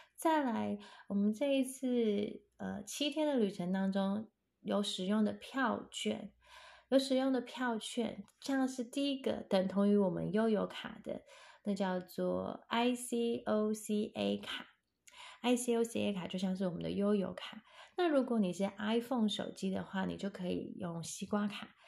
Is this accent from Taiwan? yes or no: yes; Taiwan; 我们台湾人